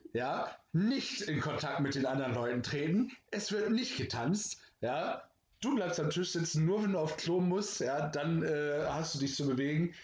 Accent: Germany

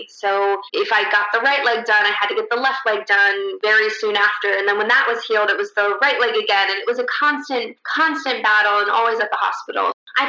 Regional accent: Russia; born there; I was born in Russia, born to a 16-year-old Russian girl, and due to a birth defect, she just couldn't take care of me.

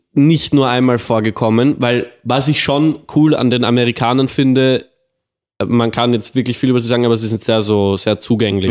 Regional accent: Austria; wir sind aus Austria

